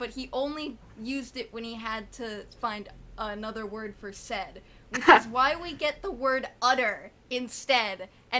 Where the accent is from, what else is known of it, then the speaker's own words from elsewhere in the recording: United States; I'm ugly American, don't watch anime super a lot.